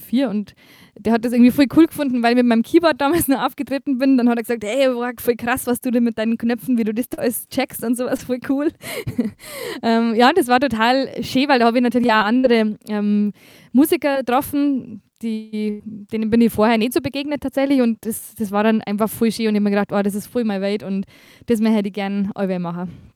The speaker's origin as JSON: {"language": "German", "region": "Bavaria", "country": "Germany", "accent": "Bavarian"}